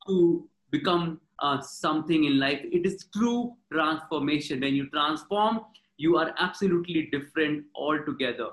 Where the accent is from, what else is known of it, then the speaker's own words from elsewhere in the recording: Varanasi, Uttar Pradesh, India; My hometown is Varanasi. I was born and brought up there.